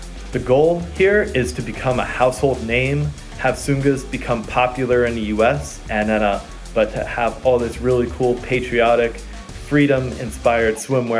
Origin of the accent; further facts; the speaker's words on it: Pennsylvania, United States; moved away as an adult; also born or lived in Florida; I grew up in Pennsylvania, did my undergrad at UCF in Florida